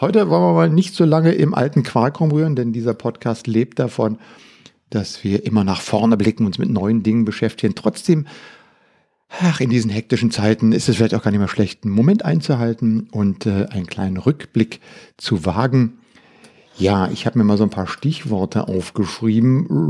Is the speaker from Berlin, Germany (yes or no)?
yes; Berlin, Germany; ich bin mit Radio aufgewachsen hier in Berlin